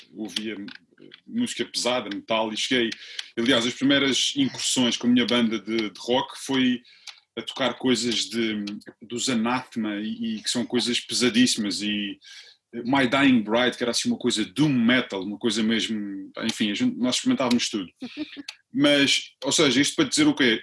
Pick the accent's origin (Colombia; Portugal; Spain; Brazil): Portugal; Funchal, Madeira; moved away as an adult; eu vim da Madeira já eu saí da Madeira em 95, ainda voltei lá um ano, mas estou, estou fora há 20, há 20